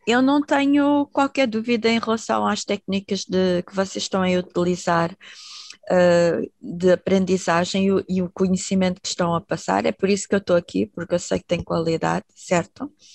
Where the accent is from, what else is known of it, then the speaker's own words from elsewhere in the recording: Portugal; moved away; also born or lived in Netherlands; eu nasci em Portugal